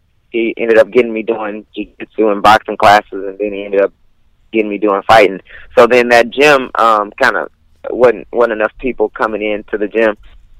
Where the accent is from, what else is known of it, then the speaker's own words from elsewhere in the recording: Houston, Texas, United States; I'm from Houston.